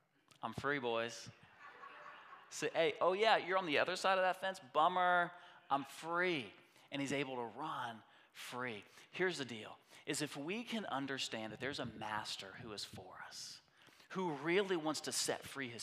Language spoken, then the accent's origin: English; United States